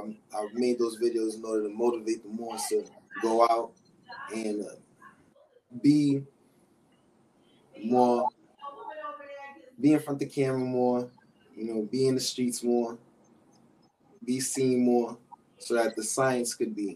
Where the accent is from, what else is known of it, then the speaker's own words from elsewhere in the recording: New York City, New York, United States; I'm from Harlem in the South Bronx, New York